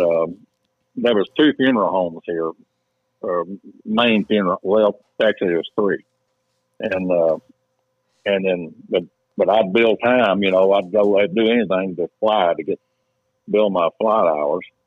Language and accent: English; Paris, Tennessee, United States; also born or lived in Houston; I grew up right here, and you know, uh, in in this little town